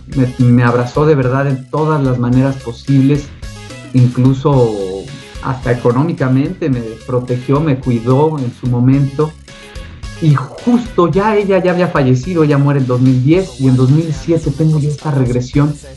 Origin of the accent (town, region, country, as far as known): Mexico City, Mexico; born or raised there